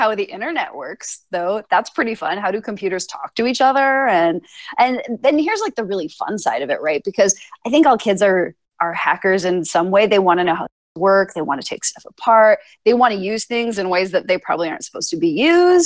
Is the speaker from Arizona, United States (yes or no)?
yes; Phoenix, Arizona, United States; I'm from Phoenix